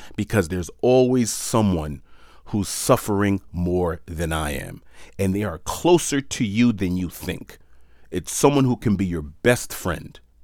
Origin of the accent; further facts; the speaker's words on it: New York City, New York, United States; moved away; also born or lived in Palm Beach, Florida / Hawaii; I was born and raised in New York City